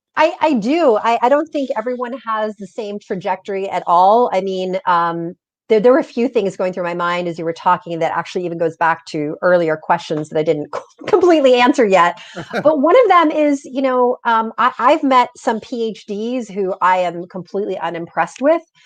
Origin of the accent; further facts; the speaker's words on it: Southern California, United States; English is a second language; I had gone to elementary, middle, and high school, private schools here in Southern California.